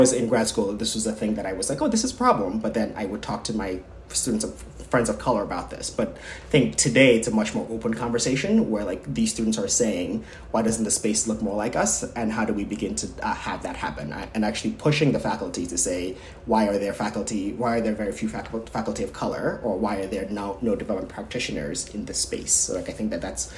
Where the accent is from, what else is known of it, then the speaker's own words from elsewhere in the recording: Nigeria; moved away; I, as a Nigerian person